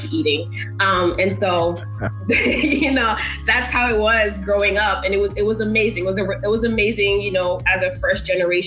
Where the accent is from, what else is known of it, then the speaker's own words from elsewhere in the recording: Boston, Massachusetts, United States; moved away as an adult; now in Washington, D.C., United States; I am actually originally from Boston, Massachusetts, born and raised.